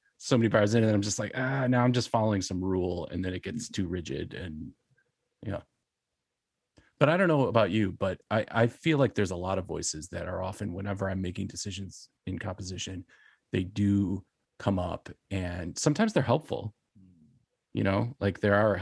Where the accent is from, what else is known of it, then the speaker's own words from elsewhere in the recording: Buffalo, New York, United States; I grew up in Buffalo